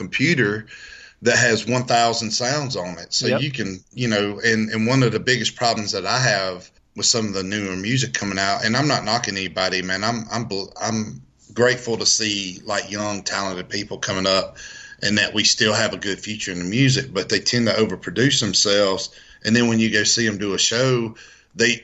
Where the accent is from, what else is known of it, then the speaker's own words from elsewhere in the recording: Escatawpa, Mississippi, United States; moved away as an adult; now in Nashville, United States; I grew up in a little town called Escatawba, Mississippi